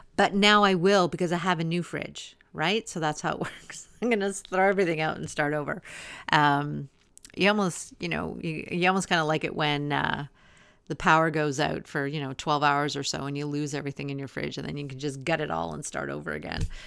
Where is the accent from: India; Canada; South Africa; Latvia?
Canada; I'm Canadian